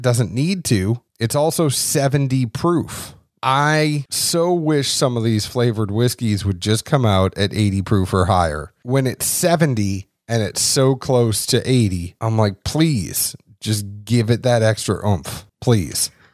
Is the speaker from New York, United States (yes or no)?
no; Boston, Massachusetts, United States; I am the guy from Boston